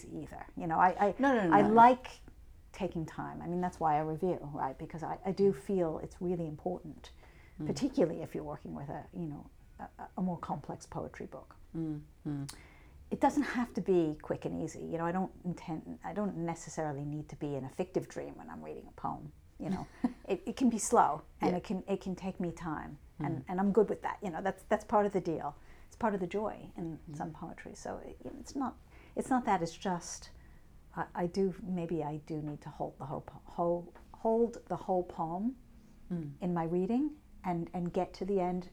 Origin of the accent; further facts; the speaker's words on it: New York, United States; I'm a New Yorker